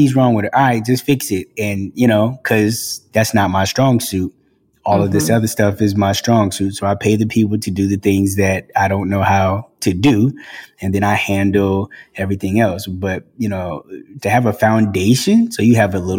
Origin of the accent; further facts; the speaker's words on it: Boston, Massachusetts, United States; also born or lived in South Carolina / Los Angeles, United States; now in Atlanta, United States; I grew up in Boston